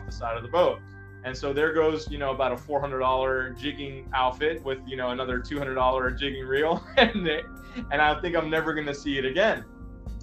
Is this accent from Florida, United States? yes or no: yes; South Florida, United States; I'm from South Florida